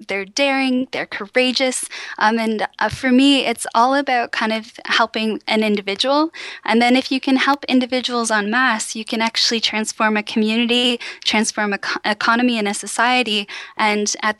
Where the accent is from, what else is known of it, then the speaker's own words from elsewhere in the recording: Cambridge, Ontario, Canada; moved away as an adult; also born or lived in Oxford / Ottawa; I'm from Cambridge, Ontario, which is near Waterloo, and it's part of Waterloo Region